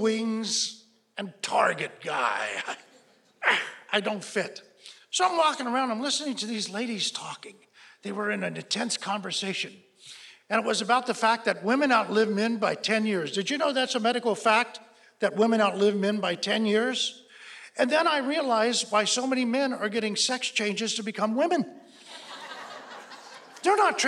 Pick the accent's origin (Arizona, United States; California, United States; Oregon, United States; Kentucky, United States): Kentucky, United States; Newport; moved away as an adult; now in Los Angeles, United States; I'm originally from Newport, Kentucky